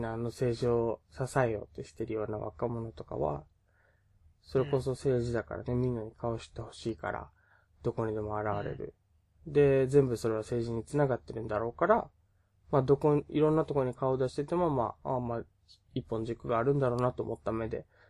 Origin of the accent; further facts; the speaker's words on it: Okinawa, Japan; 沖縄出身なので、まあ、方言出るかもしれないし